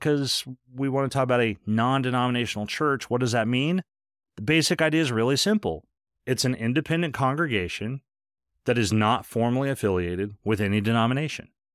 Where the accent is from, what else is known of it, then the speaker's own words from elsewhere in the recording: United States; most of us Americans